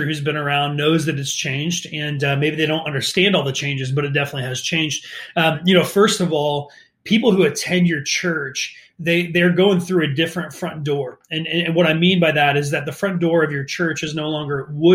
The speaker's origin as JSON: {"language": "English", "region": "northeastern Ohio", "country": "United States", "tie": "born or raised there", "moved": "as an adult", "lives_now": "St. Louis, United States", "said": "I grew up in Ohio, northeastern Ohio"}